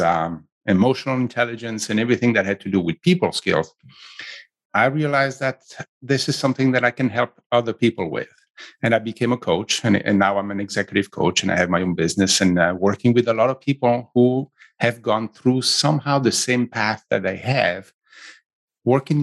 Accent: Switzerland; accent: Italian; English is a second language; moved away as an adult; also born or lived in south of Italy; now in San Francisco Bay Area, United States; I grew up in Switzerland

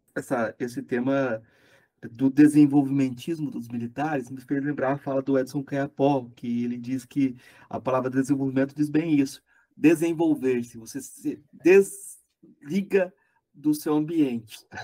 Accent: Goiás, Brazil; eu sou de Goiás

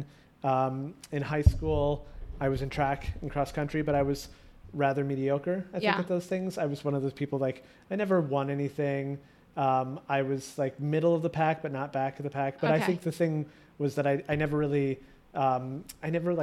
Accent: Midwest, United States; moved away as an adult; I was moving east, because I'm from the Midwest

